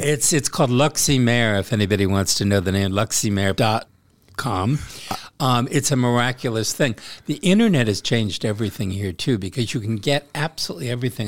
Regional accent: United States; moved away as an adult; now in France; I'll respect my home country

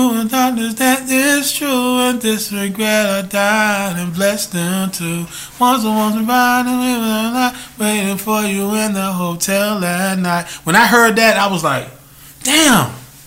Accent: North Carolina, United States; I'm growing up in North Carolina.

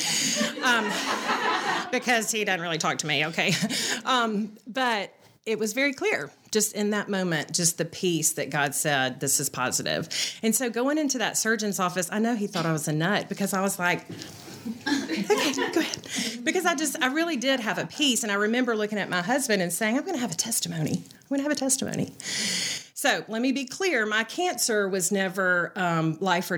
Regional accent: Birmingham, Alabama, United States; I grew up here in Birmingham

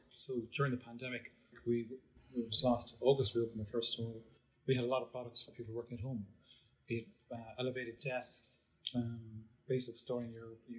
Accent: East Cork, Munster, Ireland; I'm from Cork originally. I grew up in a large family in East Cork, in a place called Glanthone

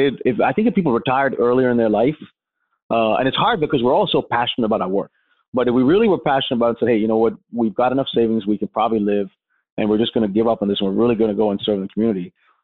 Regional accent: India; now in United States; I grew up in India around poverty, and I saw slums and shelters and people homeless.

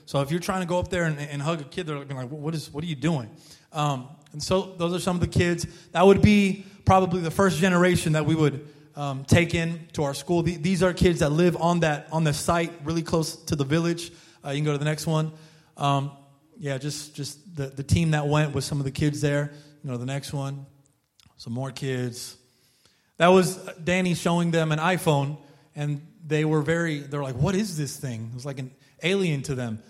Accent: United States; I'm an American looking guy, I'm an American

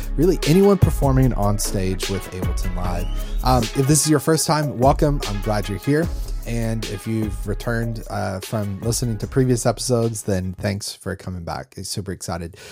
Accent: North Carolina, United States; growing up in North Carolina

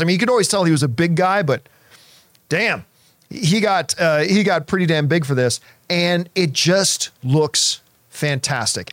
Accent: Canada; growing up in Canadian winters

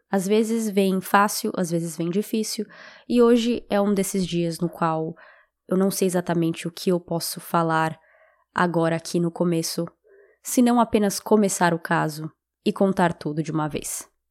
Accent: São Paulo, Brazil; now in United States; especificamente em São Paulo, que é de onde eu sou

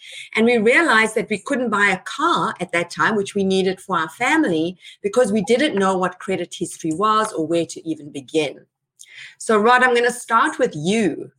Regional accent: South Africa; moved away as an adult; I was an immigrant myself. I came here 21 years ago. I'm now a very proud citizen. I came from South Africa. I came with my husband, and my children were little at that time.

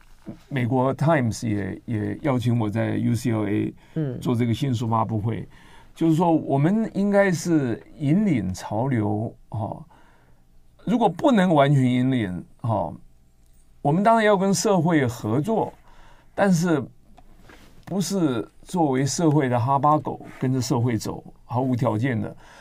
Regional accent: central and southern Taiwan, Taiwan; moved away as an adult; also born or lived in Nantou / Taichung / Tainan / United States; 我在南中南部长大，我台南一中

